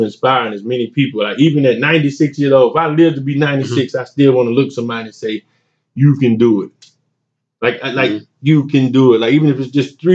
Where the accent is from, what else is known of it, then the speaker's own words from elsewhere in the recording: Wellford, South Carolina, United States; I'm from Welford, South Carolina, man. The smallest, biggest town you never heard of.